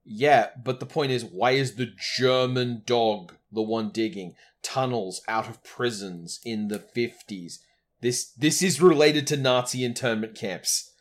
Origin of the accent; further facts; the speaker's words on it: Australia; as an Australian raised